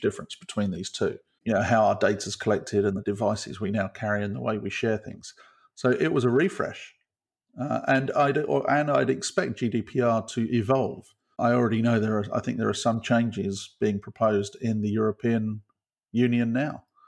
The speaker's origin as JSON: {"language": "English", "country": "United Kingdom", "said": "as a Brit"}